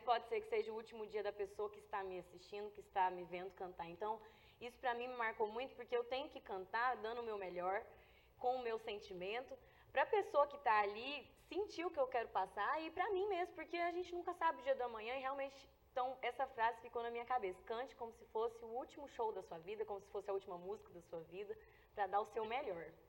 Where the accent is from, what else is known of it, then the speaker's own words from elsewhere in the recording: Brazabrantes, Goiás, Brazil; a minha infância até os meus pra, até 10 anos mais ou menos, eu cresci lá na, em Deuslândia, né? E Brasa Branca, Deuslândia é município de Brasa Branca